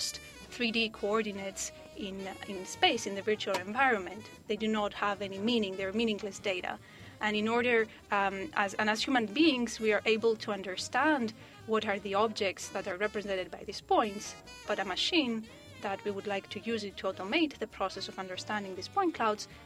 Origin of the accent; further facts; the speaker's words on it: Corfu, Ionian Islands, Greece; moved away; I was working as an architect in an island in Greece, where it's my hometown, Corfu